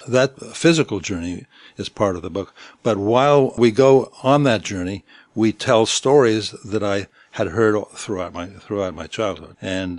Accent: Syros, South Aegean, Greece; accent: Syros waterfront; first language Greek; English is a second language; also born or lived in London, United Kingdom; I was born in London, and I came to Greece when I was about 6 months old. And the first language I spoke was Greek. And I've spoken in Syros, of the island of Syros.

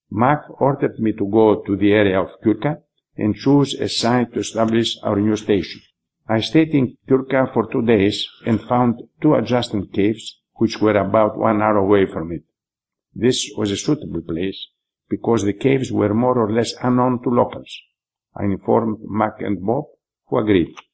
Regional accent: Germany; born there; I approached the soldiers and told them that I was born in Germany.

